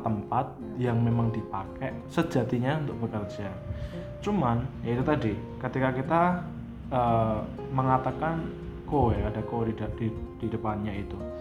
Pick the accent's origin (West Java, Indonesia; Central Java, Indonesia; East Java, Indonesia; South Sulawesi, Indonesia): Central Java, Indonesia; Surakarta; kita sebagai orang Solo